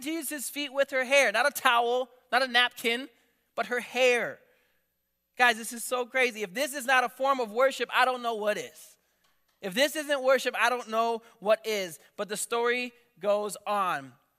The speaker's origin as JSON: {"language": "English", "country": "Papua New Guinea", "tie": "born or raised there", "lives_now": "United States", "said": "I grew up in a different country. I grew up in New Guinea for 14 years of my life. And I'll be honest, I love that I'm here. I love America."}